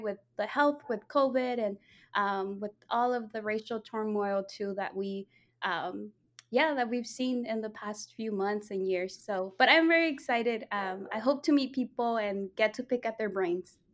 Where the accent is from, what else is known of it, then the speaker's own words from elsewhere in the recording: Los Angeles, California, United States; also born or lived in Tijuana, Mexico; I was born in Tijuana, Mexico, but I did migrate to the United States at two years old. So I've been living in, in Northeast Los Angeles most of my life.